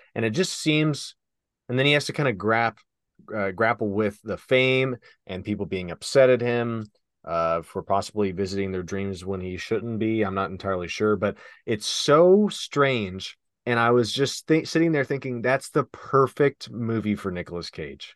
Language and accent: English; Western Kentucky, United States; moved away; where we're from originally, Western Kentucky